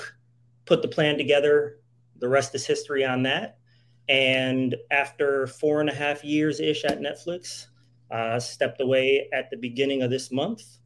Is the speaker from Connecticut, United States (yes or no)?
yes; New Haven, Connecticut, United States; moved away as an adult; I come from New Haven, Connecticut